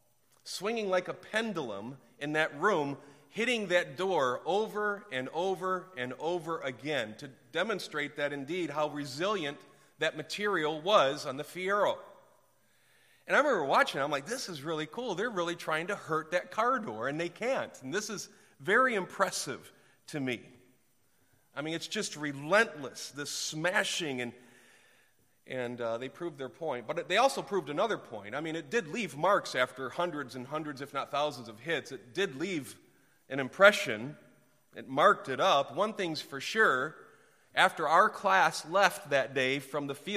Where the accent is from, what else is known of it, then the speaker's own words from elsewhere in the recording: Detroit, Michigan, United States; also born or lived in Clarkston, Michigan; I was born downtown Detroit at Hutzel Hospital and I grew up in the auto industry